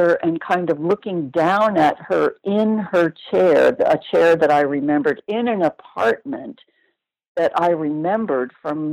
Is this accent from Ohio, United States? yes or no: no; New York, United States; moved away as an adult; also born or lived in Los Angeles; I lived near New York all my life